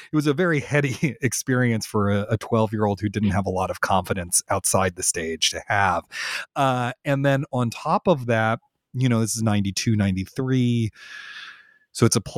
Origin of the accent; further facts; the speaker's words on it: Washington, District of Columbia, United States; I grew up in Washington, D.C., which is a great theater town, has a ton of theater going on.